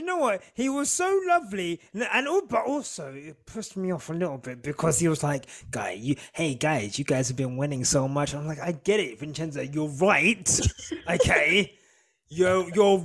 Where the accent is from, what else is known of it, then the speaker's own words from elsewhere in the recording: United Kingdom; accent: British; my stupid British accent